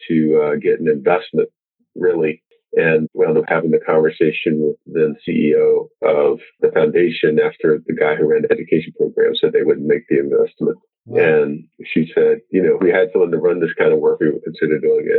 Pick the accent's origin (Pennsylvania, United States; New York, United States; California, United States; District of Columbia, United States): District of Columbia, United States; Washington; You know, I grew up in Southeast D.C. and it was a rapidly changing community.